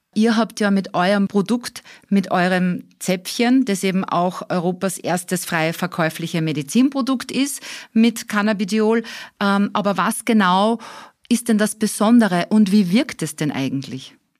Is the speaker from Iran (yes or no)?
no; Austria; bei uns in Österreich